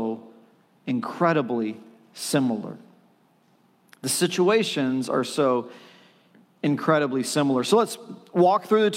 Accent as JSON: {"language": "English", "town": "China", "region": "Texas", "country": "United States", "tie": "born or raised there", "said": "I was born in China, Texas. I was born in China, Texas"}